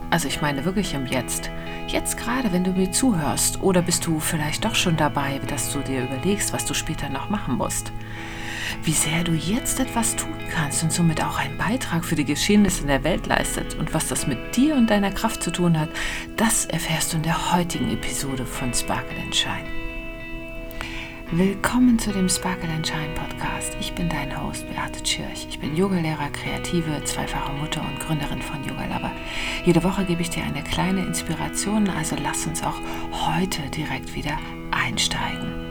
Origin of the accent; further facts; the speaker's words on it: Kühlungsborn, Mecklenburg-Vorpommern, Germany; bin nämlich im Urlaub in Kühlungsborn an der Ostsee. Da fahre ich einmal im Jahr hin, weil das eben meine Heimat ist.